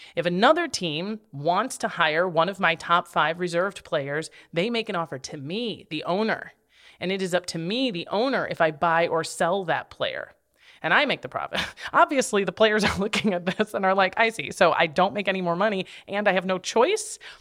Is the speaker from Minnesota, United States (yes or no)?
yes; Minnesota, United States; I'm from the Midwest